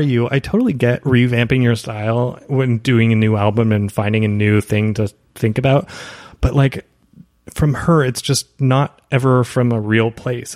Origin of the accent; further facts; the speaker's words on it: Canada; moved away as an adult; also born or lived in Toronto, Canada; now in Los Angeles, United States; as a Canadian